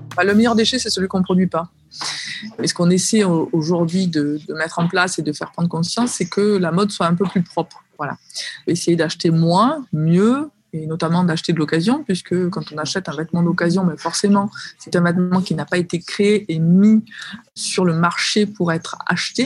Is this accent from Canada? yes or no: no; Marseille, Provence-Alpes-Côte d'Azur, France; je suis marseillaise